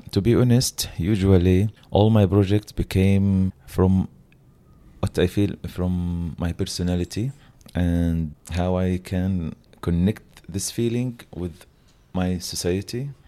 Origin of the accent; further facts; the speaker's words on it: Gaza, Gaza Strip, Palestine; English is a second language; We are all from Gaza